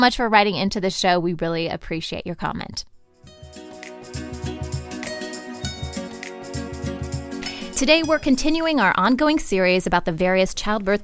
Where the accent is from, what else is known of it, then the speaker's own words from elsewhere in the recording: Ohio, United States; I'm actually from Ohio, too.